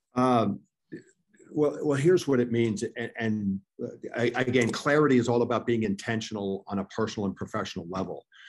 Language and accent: English; New York, United States; I grew up in in New York